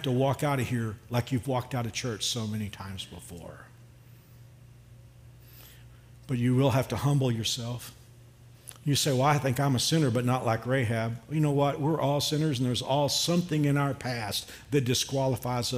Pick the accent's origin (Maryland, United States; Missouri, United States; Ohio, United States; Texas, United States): Texas, United States; Dallas-Fort Worth area; I grew up in the Dallas-Fort Worth area